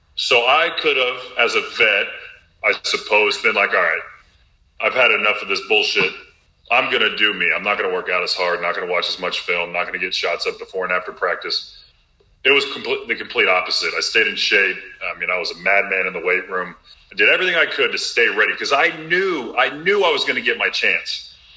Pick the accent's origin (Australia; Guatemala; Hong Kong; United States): United States; Robinson, Illinois; Champaign, Illinois is about two hours north of my hometown in Little Robinson, Illinois.